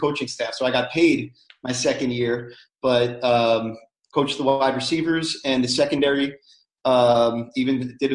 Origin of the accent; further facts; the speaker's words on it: outside New York City, United States; my story goes back from being a kid growing up outside New York City